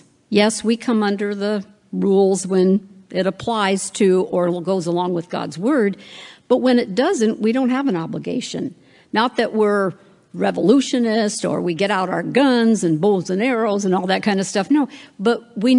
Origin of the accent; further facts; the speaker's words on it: West Coast, United States; Now, I don't know, I'm from the West Coast. I know you're here in the East Coast